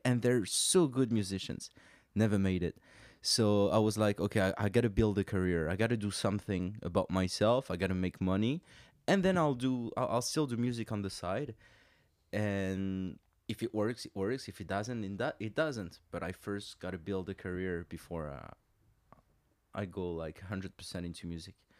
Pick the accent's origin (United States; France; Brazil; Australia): France; moved away as an adult; also born or lived in London; now in Montreal, Canada; I grew up in France, uh, we then moved there. Uh, I spent most of my childhood in, uh, in France